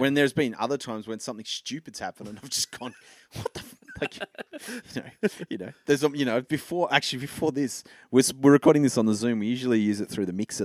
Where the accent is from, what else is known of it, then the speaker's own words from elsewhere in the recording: Hobart, Tasmania, Australia; moved away; I grew up in Hobart.